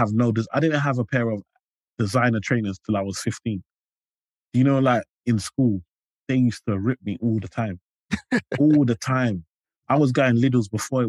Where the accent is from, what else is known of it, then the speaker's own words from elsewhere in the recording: London, United Kingdom; I grew up in Limehouse.